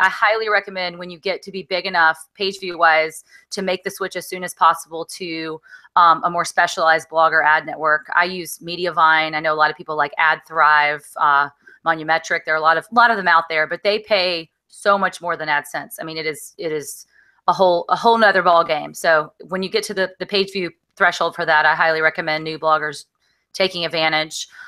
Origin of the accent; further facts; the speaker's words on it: Alabama, United States; I grew up in Alabama